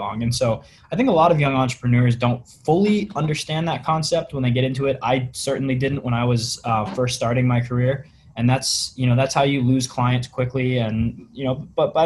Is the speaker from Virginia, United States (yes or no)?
yes; Virginia, United States; moved away as an adult; now in West Coast, United States; I grew up in Virginia in the United States